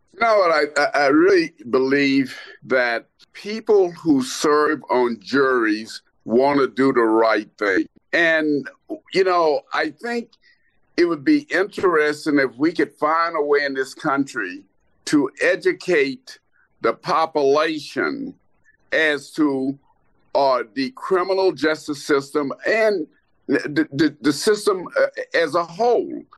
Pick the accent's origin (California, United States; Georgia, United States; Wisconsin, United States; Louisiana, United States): Louisiana, United States; Lake Charles; moved away as an adult; also born or lived in Washington, District of Columbia, United States / Baltimore, Maryland / Kansas City area; I grew up in Lake Charles, Louisiana.